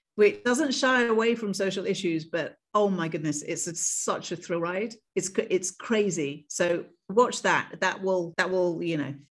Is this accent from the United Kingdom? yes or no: yes; United Kingdom; as a British queer woman of color